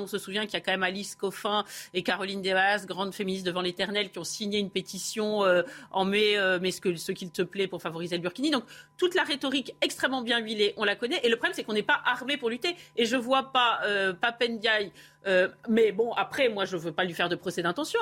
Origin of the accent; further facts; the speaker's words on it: France; en tant que Français